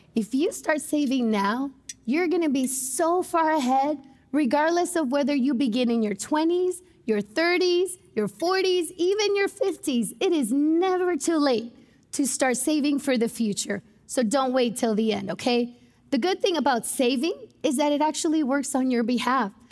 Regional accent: United States; as American Christians

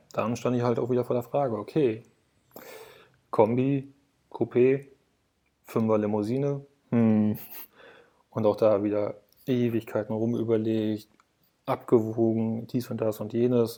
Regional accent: Berlin, Germany; ich komme aus Berlin

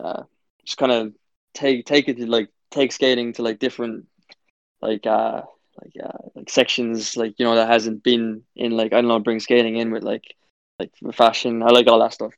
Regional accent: Cork, Munster, Ireland; I'm from Cork

